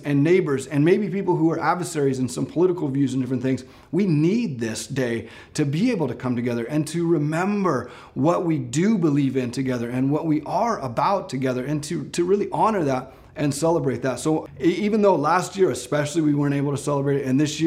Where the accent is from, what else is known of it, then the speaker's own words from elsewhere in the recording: Ashland, United States; I grew up in Ashland, and if you know, Ashland's famous for having the 4th of July parade.